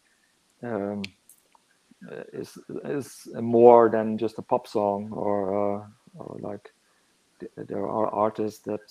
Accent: northern Netherlands, Netherlands; moved away as an adult; now in Hamburg, Germany; I grew up in the Netherlands, lived there for a long time, actually. I only moved to Hamburg in 2017, I think

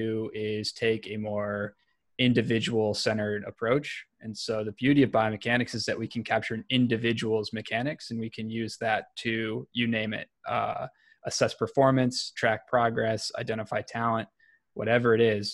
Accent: Elyria, Ohio, United States; I grew up in a small town just west of Cleveland, Ohio. It's called Elyria

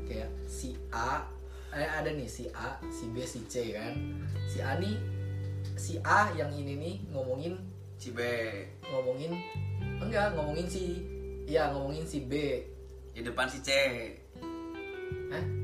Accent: Kalimantan, Indonesia; also born or lived in Bandung; now in Germany; asal dari Kalimantan kuliah lama di Bandung nggak lama banget tapi staynya lama di Bandung terus lanjut ke Jerman ambil Ausbildung

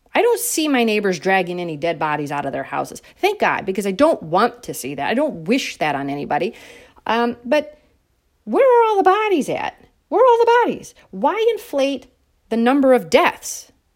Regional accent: United States; as an American citizen

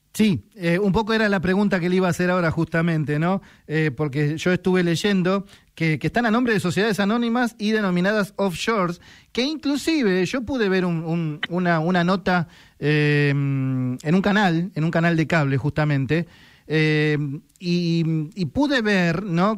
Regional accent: San Isidro, Buenos Aires Province, Argentina; somos de San Isidro

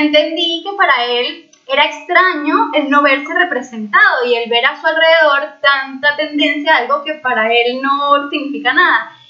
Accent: Venezuela; moved away; soy de Venezuela

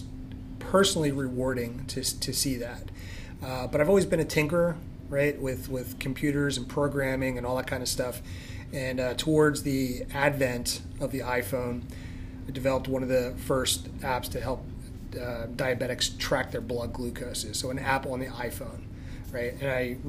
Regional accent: Philadelphia, Pennsylvania, United States; moved away as an adult; also born or lived in Limerick, Pennsylvania; now in Douglasville, United States; Originally from Philadelphia. You know, 28 years there. Grew up in northeast Philadelphia, Olney

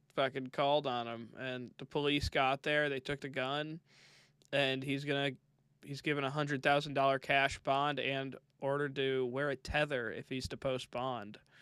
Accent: Midwest, United States; I'm from the Midwest

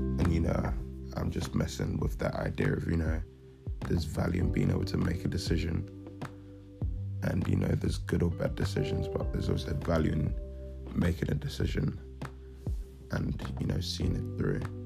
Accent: Lagos, Nigeria; now in London, United Kingdom; I was born in Lagos, Nigeria, and have lived in London for about 12, they going on 13 years now

